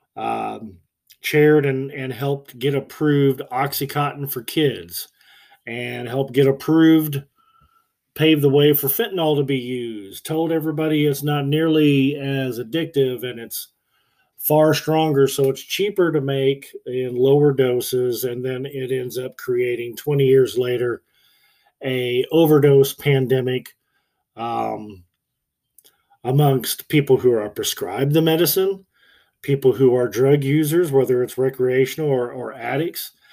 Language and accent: English; United States; I'm an American